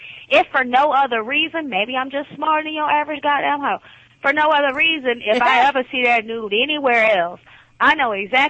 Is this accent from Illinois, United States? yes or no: no; Atlanta, Georgia, United States; I am from Atlanta, Georgia